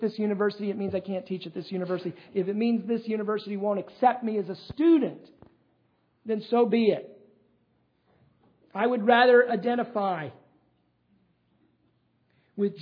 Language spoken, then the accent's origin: English; United States; accent: American; my American accent